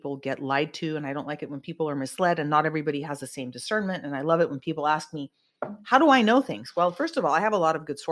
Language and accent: English; Silicon Valley, California, United States; I'm from Silicon Valley